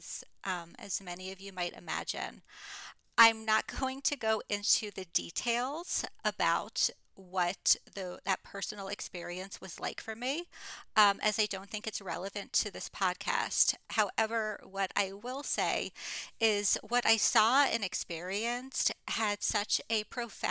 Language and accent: English; Fort Lauderdale, Florida, United States; moved away as an adult; I moved back to my hometown of Fort Lauderdale, Florida